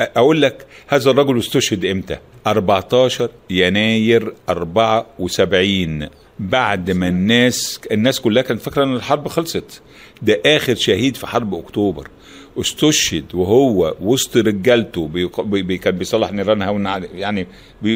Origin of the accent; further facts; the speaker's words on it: Alexandria, Alexandria Governorate, Egypt; احنا من الاسكندريه